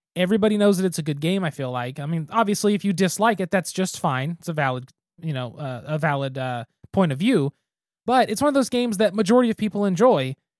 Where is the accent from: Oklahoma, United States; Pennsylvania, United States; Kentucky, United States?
Oklahoma, United States; Geary; I'm from Geary, Oklahoma.